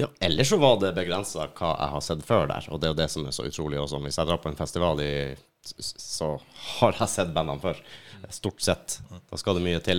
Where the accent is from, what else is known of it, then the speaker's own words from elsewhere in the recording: Finnmark, Norway; moved away; hjemplassen min oppe i Finnmark